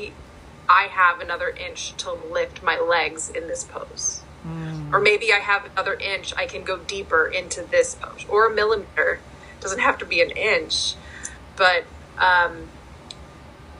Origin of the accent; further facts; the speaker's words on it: Pittsburgh, Pennsylvania, United States; I was born in Pittsburgh